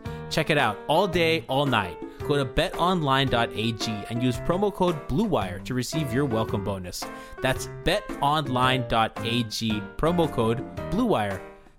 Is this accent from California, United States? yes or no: no; Kendall, Florida, United States; I grew up in Kendall, hip hop era.